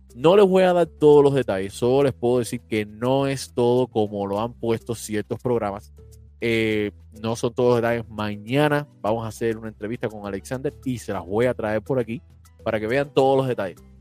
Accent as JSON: {"language": "Spanish", "country": "Cuba"}